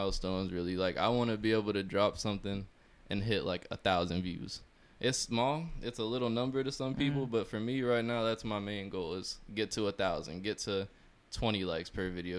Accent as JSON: {"language": "English", "region": "Florida", "country": "United States", "said": "if I'm from Florida"}